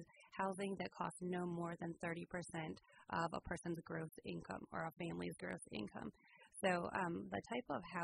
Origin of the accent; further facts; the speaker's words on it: Michigan, United States; moved away as an adult; now in California, United States; I grew up in Michigan and went to Michigan State University for college